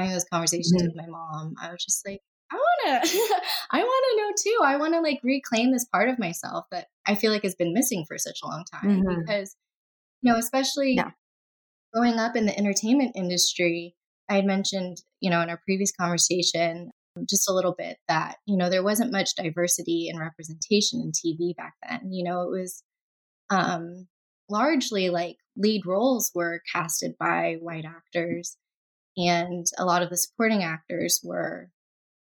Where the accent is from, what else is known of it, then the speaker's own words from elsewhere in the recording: the southern United States, United States; I grew up in the U.S., primarily in the southern states